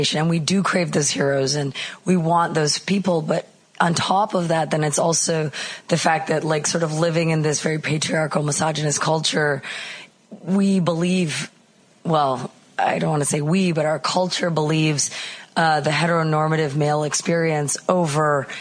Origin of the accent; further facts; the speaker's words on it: Canada; moved away as an adult; now in Chicago, United States; I'm originally Canadian, but I moved to Chicago a long time ago.